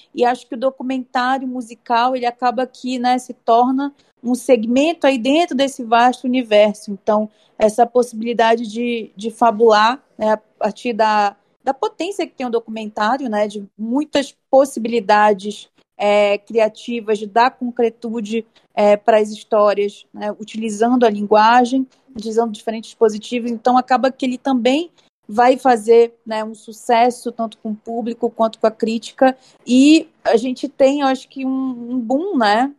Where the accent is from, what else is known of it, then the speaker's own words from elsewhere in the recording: Belém, Pará, Brazil; now in São Paulo, Brazil; eu sou de Belém do Pará, Estou né? morando aqui em São Paulo.